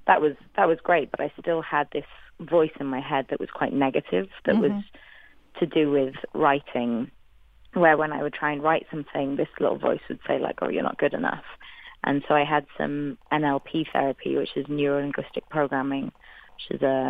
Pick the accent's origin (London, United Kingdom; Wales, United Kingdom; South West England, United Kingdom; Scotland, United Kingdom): Wales, United Kingdom; first language English; moved away; I'm a Welsh woman